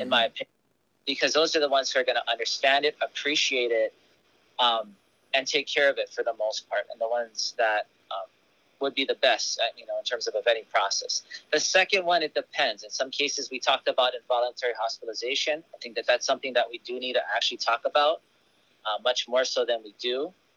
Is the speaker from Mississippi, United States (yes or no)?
no; Kona, Hawaii, United States; moved away as an adult; also born or lived in Honolulu, Hawaii; now in Oahu, United States; I was born in Kapiolani, but I grew up on the Big Island, so I live in Kona